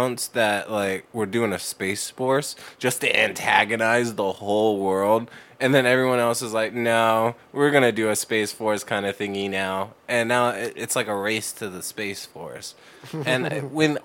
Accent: Canada; I'm a Canadian, but I have American citizenship

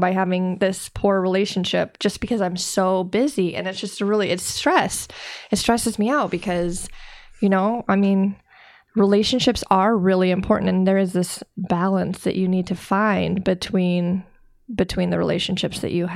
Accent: Eastern Iowa, United States; from what I am understanding about Eastern Iowa culture, because I'm so immersed in it

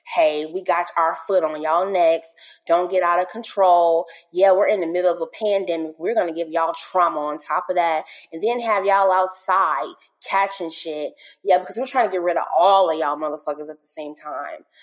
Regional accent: St. Louis, Missouri, United States; moved away; I'm originally from St. Louis, um, and I lived in the area that um, all of this transpired

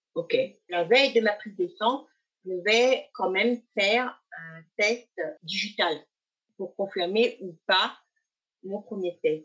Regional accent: Thailand; also born or lived in Loire-Atlantique; now in France; mon pays d'origine, en Thaïlande

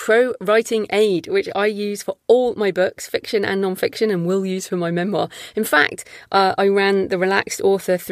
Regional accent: United Kingdom; I'm British.

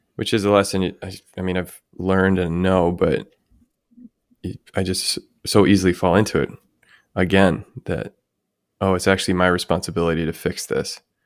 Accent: United States; my hometown, where my parents still live

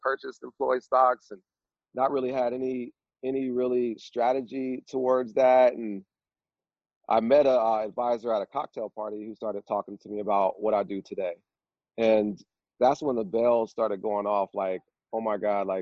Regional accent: Vallejo, California, United States; I'm from Vallejo, California, and in my neighborhood that I grew up

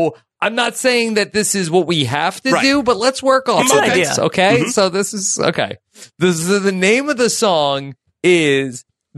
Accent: New York, United States; I think that I'm probably more of a New Yorker living in different places.

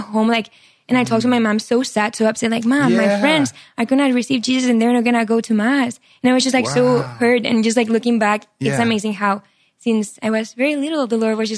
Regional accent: Barcelona, Catalonia, Spain; English is a second language; moved away as an adult; now in United States; So I'm from Spain, from Barcelona, Yes. I'm 25 years old. I grew up there. Amazing family, Catholic. I studied psychology in college. And right after I finished psychology, I came to America. That was 4 years ago.

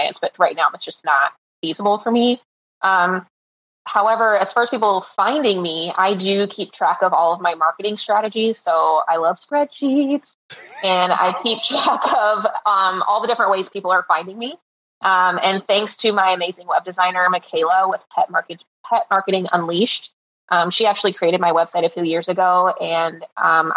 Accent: Ohio, United States; now in Naples, United States; I'm originally from Ohio, and I used to vacation in Naples several times a year, and now I get to live where I vacation

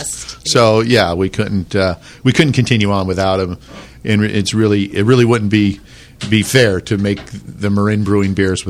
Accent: Ireland; I'm Irish.

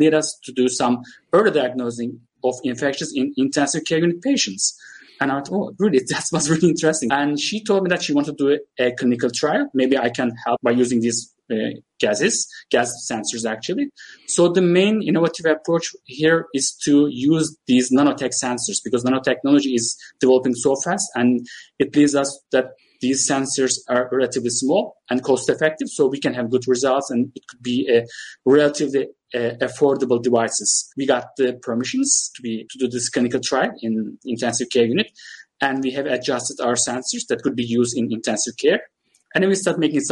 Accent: Turkey; also born or lived in United Kingdom; By the way, I'm Turkish. I'm from Turkey

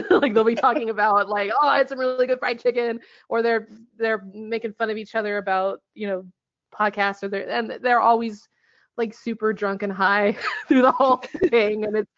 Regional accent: Bellingham, Washington, United States; my hometown, Bellingham, and he had nothing but bad things to say about Bellingham, Washington, and I was so delighted because I have this real love-hate relationship with this town that I grew up in.

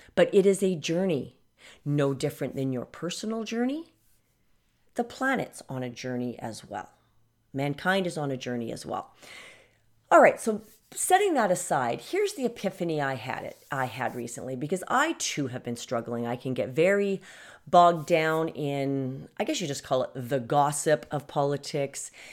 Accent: Canada; I'm from Canada

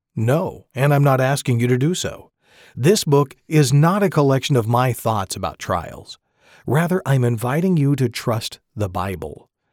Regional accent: McArthur, California, United States; moved away as an adult; also born or lived in Lemoore, California; now in Woodland, United States; My wife Katie and I grew up together in Northern California

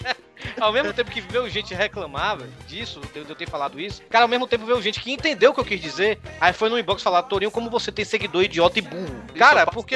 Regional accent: Brazil; Eu sou brasileiro, sou americano do sul

